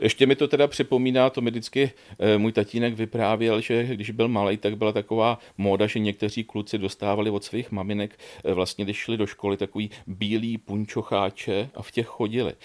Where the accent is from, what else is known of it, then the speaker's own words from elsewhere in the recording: Kladno, Central Bohemian Region, Czechia; já pocházím z Kladna